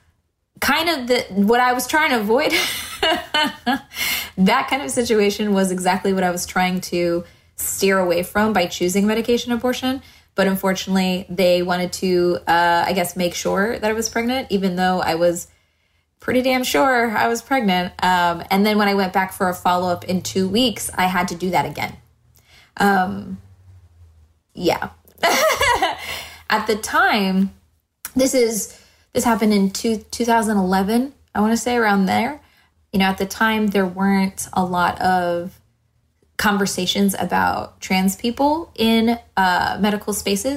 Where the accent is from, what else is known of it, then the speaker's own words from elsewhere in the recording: Miami, Florida, United States; moved away as an adult; also born or lived in Orlando; now in Los Angeles, United States; We grew up in Miami together